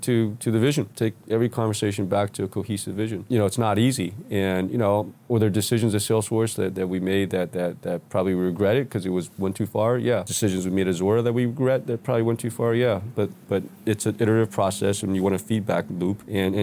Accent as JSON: {"language": "English", "town": "New York City", "region": "New York", "country": "United States", "tie": "born or raised there", "said": "I grew up in New York City, call it the 70s and 80s, right? So a little different New York than these days, pre-internet, pre-tech, pre-computers."}